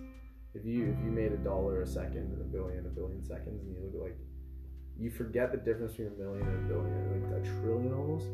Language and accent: English; Canada; I'm very Canadian